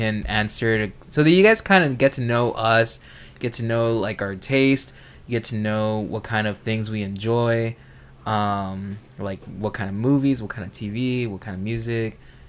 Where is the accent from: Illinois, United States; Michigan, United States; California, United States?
California, United States; Los Angeles; we're from Los Angeles, and we're used to this kind of environment